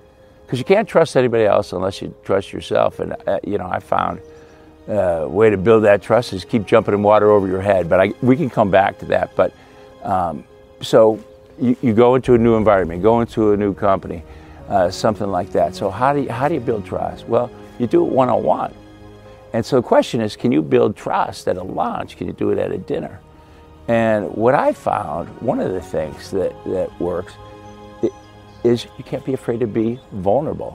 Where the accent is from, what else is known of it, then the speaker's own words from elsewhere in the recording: Midwest, United States; I grew up in the Midwest, great Midwestern values